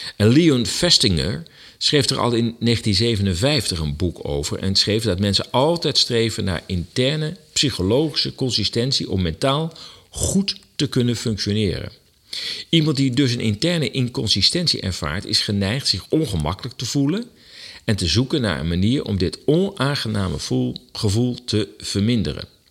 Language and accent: Dutch; Netherlands; wij als Nederlanders